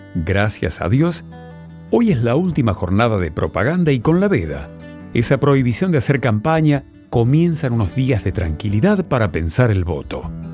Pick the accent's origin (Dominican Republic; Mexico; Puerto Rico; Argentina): Argentina; somos la Argentina